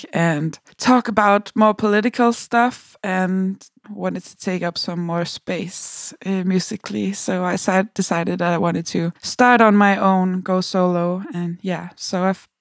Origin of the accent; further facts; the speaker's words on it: Copenhagen, Capital Region of Denmark, Denmark; I'm a musician from Copenhagen, Denmark.